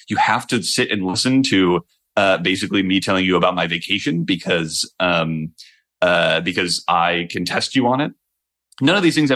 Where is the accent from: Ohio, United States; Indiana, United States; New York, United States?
Ohio, United States; I grew up in Ohio